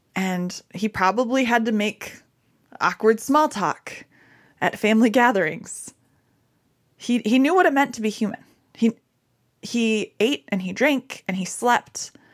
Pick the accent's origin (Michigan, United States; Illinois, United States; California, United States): Michigan, United States; I'm from Michigan.